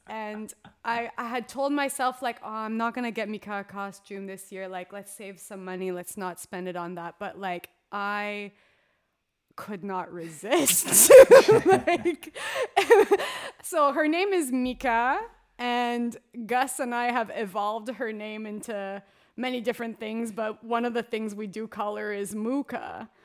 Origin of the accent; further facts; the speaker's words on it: Canada; being that Canadian hockey girl through and through.